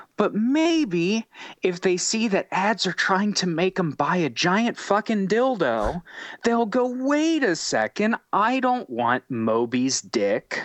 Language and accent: English; United States; growing up in America, in the capitalist society